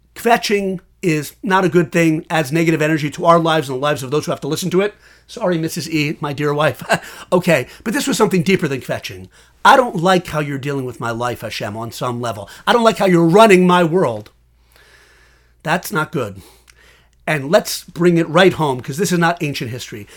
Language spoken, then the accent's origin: English; West Hartford, Connecticut, United States; now in Washington, D.C. area, United States; I was born in West Hartford, Connecticut